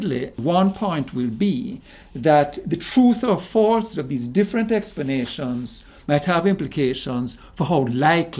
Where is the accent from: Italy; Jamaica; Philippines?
Jamaica; also born or lived in Canada; now in United States; Originally, I'm Jamaican